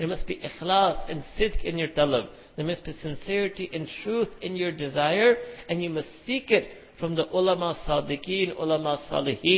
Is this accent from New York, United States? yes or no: yes; New York City, New York, United States; I was born and raised in Manhattan, concrete jungle